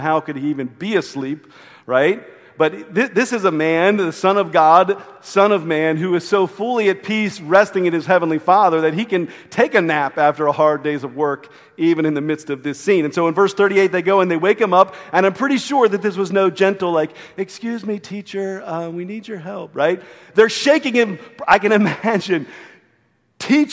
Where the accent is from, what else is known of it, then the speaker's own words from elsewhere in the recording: Maryland, United States; growing up on the Chesapeake Bay